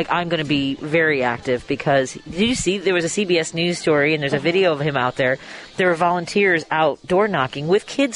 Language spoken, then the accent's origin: English; Chicago, Illinois, United States; I have been in the city my whole life